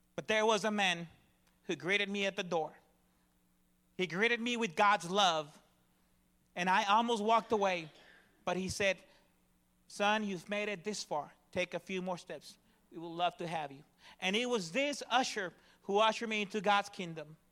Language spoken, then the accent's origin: English; Dallas, Texas, United States; I come from the Dallas, Fort Worth area